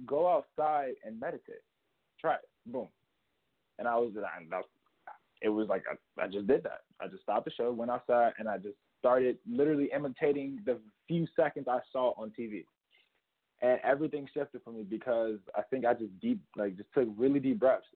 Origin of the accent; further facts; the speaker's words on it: Chicago, Illinois, United States; so I grew up in Chicago and I saw a lot of death growing up